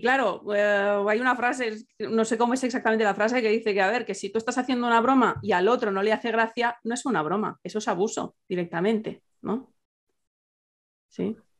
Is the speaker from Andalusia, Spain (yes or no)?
no; Catalonia, Spain; soy catalana